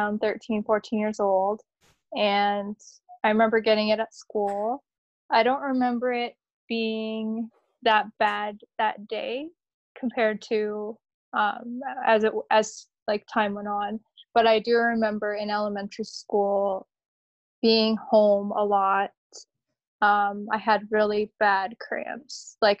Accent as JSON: {"language": "English", "town": "Windsor", "region": "Ontario", "country": "Canada", "tie": "born or raised there", "moved": "yes", "lives_now": "Toronto, Canada", "said": "I didn't grow up in Toronto. I actually grew up pretty close to where you live. I grew up near Windsor"}